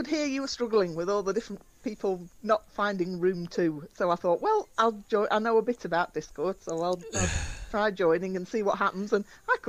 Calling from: Derbyshire, East Midlands, United Kingdom; I'm calling from Derbyshire in England.

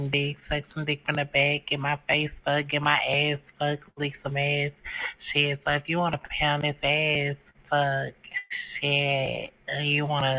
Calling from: Jacksonville, Texas, United States; I'm calling from the East Texas, Jacksonville, Texas area.

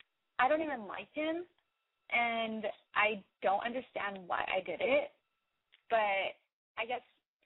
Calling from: Silver Lake, California, United States; from Silver Lake. And I am calling

